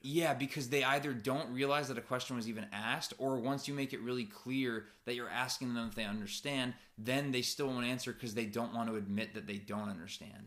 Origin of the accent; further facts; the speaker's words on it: United States; moved away as an adult; now in Japan; especially as Americans